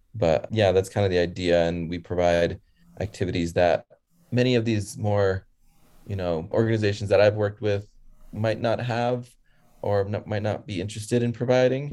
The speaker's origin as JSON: {"language": "English", "region": "Connecticut", "country": "United States", "tie": "born or raised there", "said": "I was born in Connecticut and around nine months, my leg was amputated. So we moved back to where my parents are originally from and then uh, moved back to the States"}